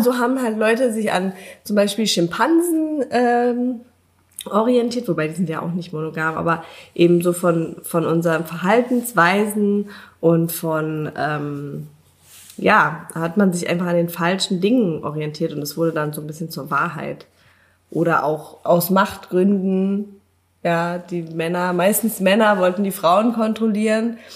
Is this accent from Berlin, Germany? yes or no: yes; Berlin, Germany; Ich komme aus Berlin.